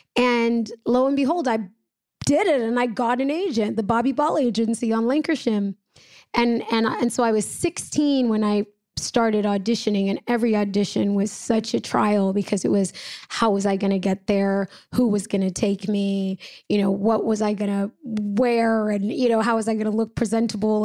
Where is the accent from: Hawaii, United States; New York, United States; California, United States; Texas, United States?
California, United States; Los Angeles; I was born and raised in Los Angeles, California